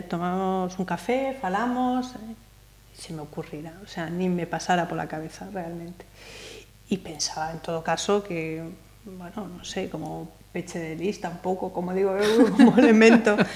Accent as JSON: {"language": "Galician", "town": "Ferrol", "region": "Galicia", "country": "Spain", "tie": "born or raised there", "also_born_or_lived": "Salamanca", "moved": "as an adult", "lives_now": "Pontevedra, Spain", "said": "E ademais eu son de Ferrol."}